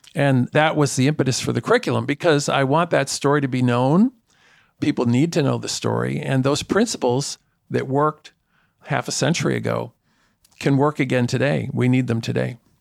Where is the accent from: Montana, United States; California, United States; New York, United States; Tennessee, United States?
New York, United States; New York City; I grew up in Spanish Harlem in a precinct with the highest rate of violent crime of any precinct in the borough of Manhattan